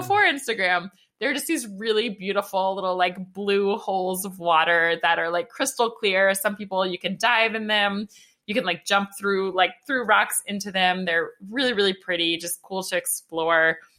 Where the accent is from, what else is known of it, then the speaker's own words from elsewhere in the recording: Atlanta, Georgia, United States; I'm from Atlanta.